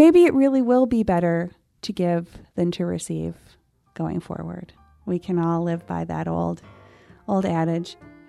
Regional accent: Scotland, United Kingdom; bragging about the fact that I am a Scottish

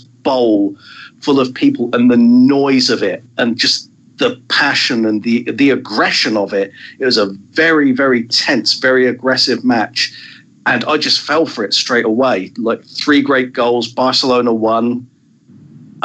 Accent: Southampton, South East England, United Kingdom; my hometown club, Southampton

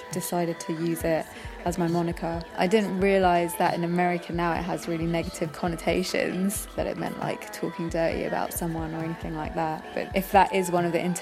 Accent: London, United Kingdom; I'm a Londoner born and bred

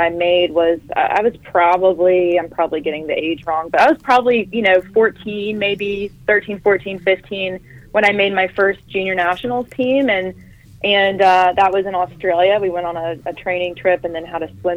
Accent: Greenville, North Carolina, United States; growing up in Greenville, you know, you're an hour and a half from Atlantic Beach

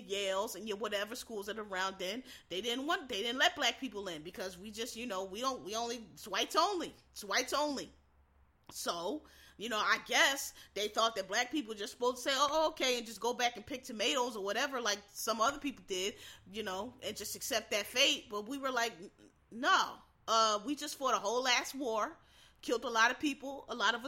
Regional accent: Philadelphia, Pennsylvania, United States; I grew up in Philadelphia

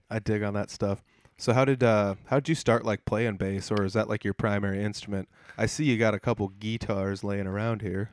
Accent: Humboldt, Iowa, United States; my hometown of Humboldt, Iowa

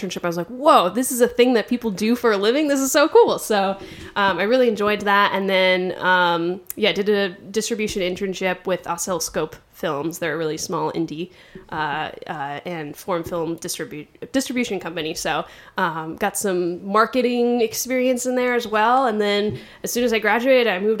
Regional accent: East Coast, United States; moved away as an adult; now in Los Angeles, United States; I'm originally from the East Coast.

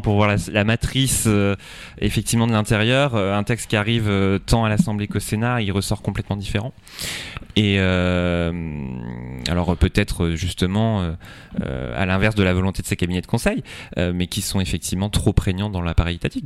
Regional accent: Centre-Val de Loire, France; Chez nous, en Indre-et-Loire

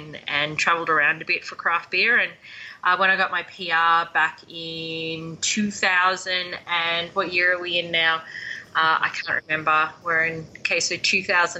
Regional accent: Melbourne, Victoria, Australia; moved away as an adult; also born or lived in Banff, Canada / Lake Louise, Canada; now in Calgary, Canada; I come from Melbourne, Australia, so the most southern tip of the mainland.

